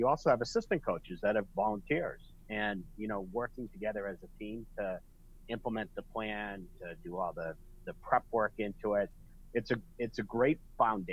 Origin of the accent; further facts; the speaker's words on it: Glen Ellyn, Illinois, United States; my hometown, Glen Ellyn, Illinois